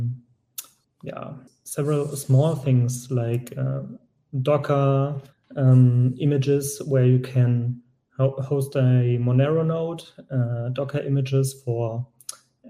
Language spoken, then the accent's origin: English; Germany; I'm from Germany